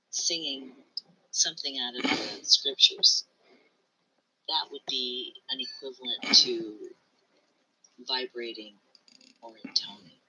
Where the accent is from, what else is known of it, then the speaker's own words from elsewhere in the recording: United States; I wasn't born in Japan. I was born here in America.